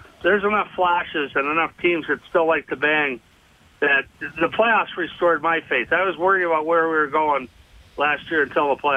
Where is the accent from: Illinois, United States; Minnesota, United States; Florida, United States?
Minnesota, United States; also born or lived in Boston; I grew up playing hockey in Minnesota